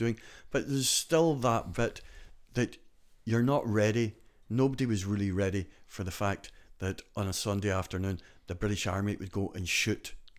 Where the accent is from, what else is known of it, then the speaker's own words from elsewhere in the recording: County Donegal, Ireland; accent: Scottish; also born or lived in Glasgow, United Kingdom; people would say to me, where are you from? And I say, Donegal. I say, oh, you've got a very Scottish accent. And I say, I was born in Glasgow. And they say, oh, you're Scottish? And I say, no, I'm Donegal, do you know?